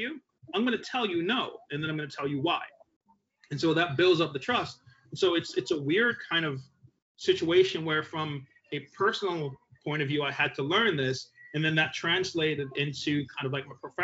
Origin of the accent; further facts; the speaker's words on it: Jamaica; moved away; I'm Jamaican. I was born in Jamaica.